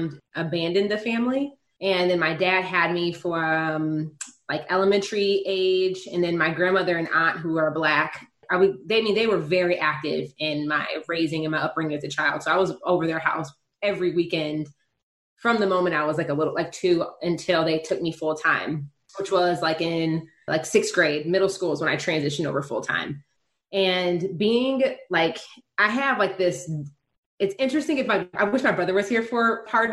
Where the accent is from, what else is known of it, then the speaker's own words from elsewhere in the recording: Detroit suburbs, Michigan, United States; I'm like Michigan, I'm from Detroit. But like even Detroit, like the racial dynamic here is like I grew up in the white suburb